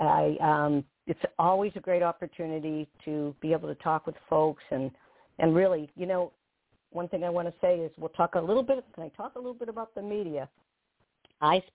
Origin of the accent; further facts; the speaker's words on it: Walpole, Massachusetts, United States; accent: Bostonian; I was born in a middle-class suburban town outside of Boston, called Walpole, very small town